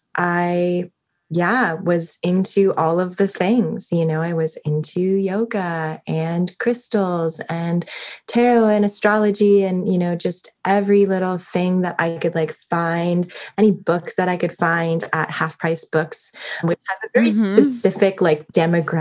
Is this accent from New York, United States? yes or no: no; Everett, Washington, United States; I'm originally from Everett, Washington, which is like 20 miles north of Seattle